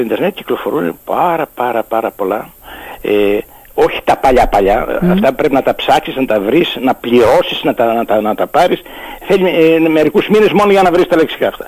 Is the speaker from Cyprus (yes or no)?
no; Lemnos, North Aegean, Greece; Το χωριό μου λεγόταν Αττική με τον τσιτακισμό που συνηθίζεται στη Λίμνο